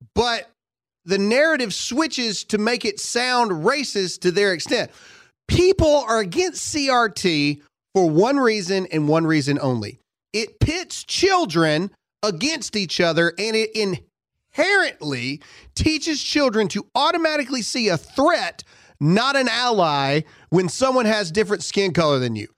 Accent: Mississippi, United States; I was from Mississippi

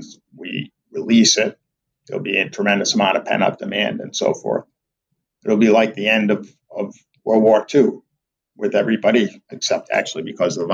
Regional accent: Providence, Rhode Island, United States; moved away; I'm originally from Providence

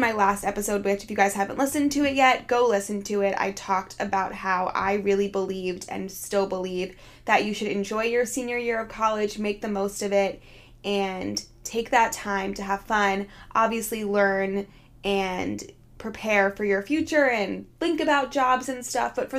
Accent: Philadelphia, Pennsylvania, United States; moved away as an adult; now in New York City, United States; I'm from Philadelphia

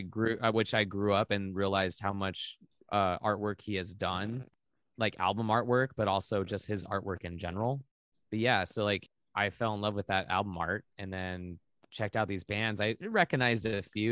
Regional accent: Maui, Hawaii, United States; I grew up in Hawaii

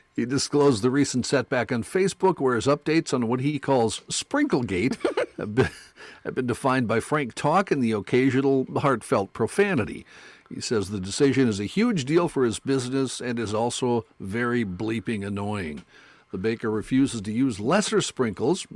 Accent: North Dakota, United States; I grew up in North Dakota

